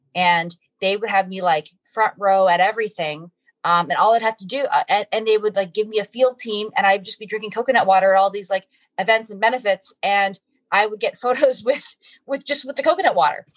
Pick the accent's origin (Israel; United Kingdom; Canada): Canada; moved away as an adult; now in United States; I'm from Canada. I came to the U.S. on a U.S. track scholarship